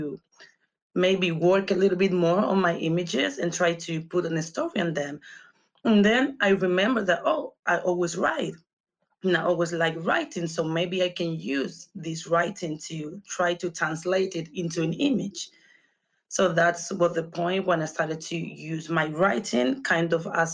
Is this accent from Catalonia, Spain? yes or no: no; Canary Islands, Spain; moved away as an adult; also born or lived in London, United Kingdom; I'm from the Canary Islands. It's a small island, so it's not much going on